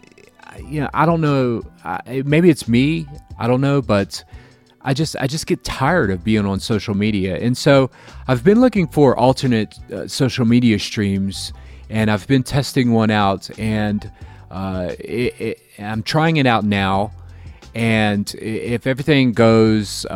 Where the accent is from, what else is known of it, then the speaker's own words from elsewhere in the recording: Jacksonville, Florida, United States; now in Chicago, United States; I'm from Jacksonville